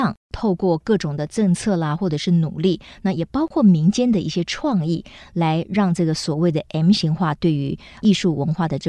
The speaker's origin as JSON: {"language": "Chinese", "town": "Kaohsiung", "country": "Taiwan", "tie": "born or raised there", "moved": "yes", "said": "回到了这个高雄哈，我的家乡，"}